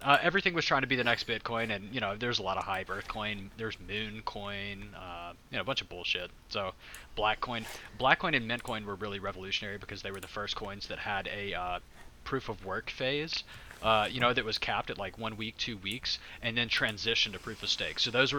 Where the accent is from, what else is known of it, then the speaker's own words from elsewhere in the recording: United States; I'm an American